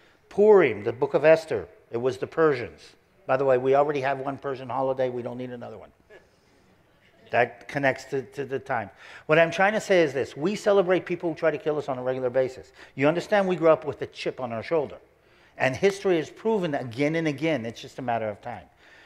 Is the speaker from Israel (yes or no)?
yes; Israel; also born or lived in United States; I grew up in Israel, but I was born in the States.